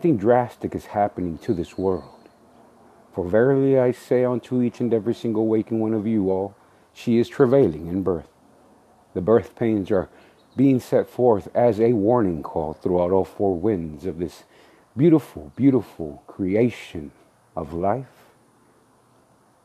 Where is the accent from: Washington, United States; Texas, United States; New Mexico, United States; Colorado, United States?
Texas, United States; San Antonio; I'm the man from San Antonio, Texas